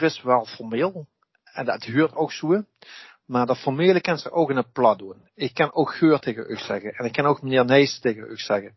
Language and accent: Dutch; Beesel, Limburg, Netherlands; ik ben een Lim, een Bezelse, ik ben een Limburger en ik ben een Nederlander en ik ben geen Hollander.